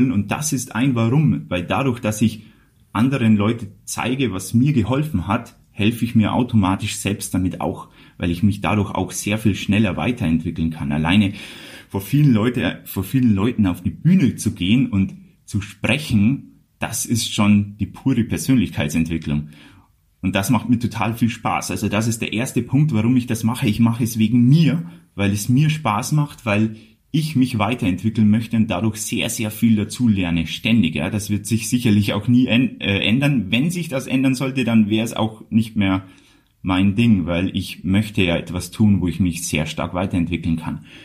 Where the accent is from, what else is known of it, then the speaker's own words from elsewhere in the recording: Bavaria, Germany; dann ist auch äh, von meinem Outfit schon klar, wo ich herkomme, nämlich aus Bayern und dann ist es sprachlich auch nicht mehr so wichtig. Also ich tue mein Bestes, was das Hochdeutsche angeht.